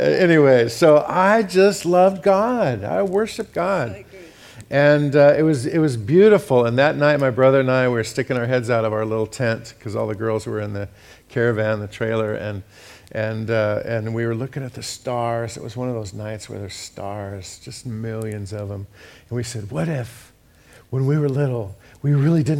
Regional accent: United States; I'm an American

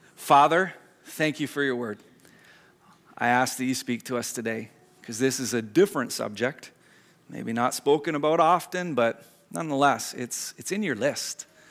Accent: Squamish, British Columbia, Canada; growing up in Squamish

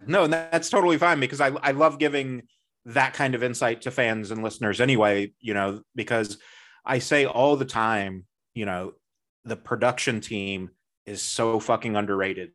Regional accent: Midwest, United States; I'm from the Midwest

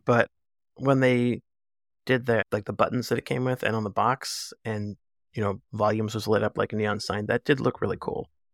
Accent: East Coast, United States; I'm from the East Coast

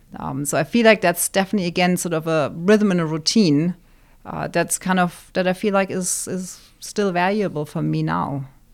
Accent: Wiesbaden, Hesse, Germany; now in Arizona, United States; born, born and raised in Germany in a town called Wiesbaden, which is just outside of Frankfurt

